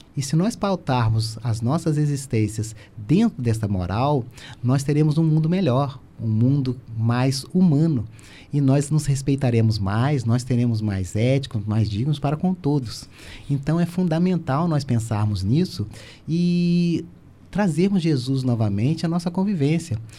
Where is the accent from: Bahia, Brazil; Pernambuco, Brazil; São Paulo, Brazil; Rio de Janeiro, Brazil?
Rio de Janeiro, Brazil; Volta Redonda; now in Criciúma, Brazil; natural de Volta Redonda, mas meu pai é mineiro